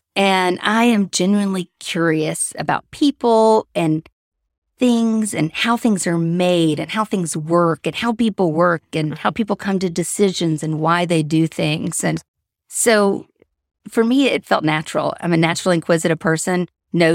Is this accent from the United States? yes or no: yes; Greensboro, North Carolina, United States; So I grew up here in Greensboro and then went through all the Guilford County schools, graduated from Northwest Guilford, and went to UNC Chapel Hill Journalism School.